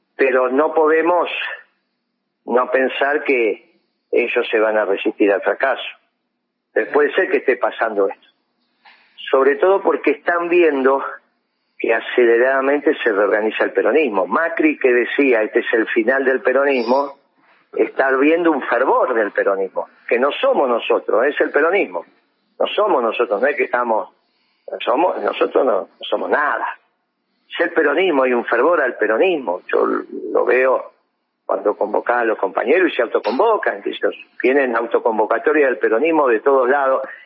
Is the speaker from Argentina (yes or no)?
yes; Argentina; un pueblo extraordinario como el, argentino